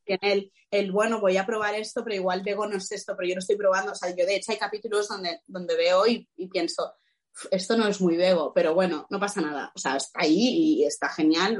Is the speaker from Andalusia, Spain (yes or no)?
no; Catalonia, Spain; como de los actores catalanes